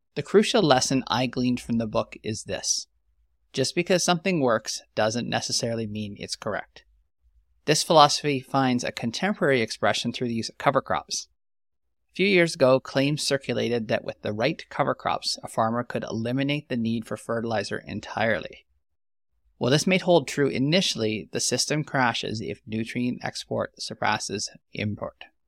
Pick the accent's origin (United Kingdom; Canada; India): Canada; Canadian Prairies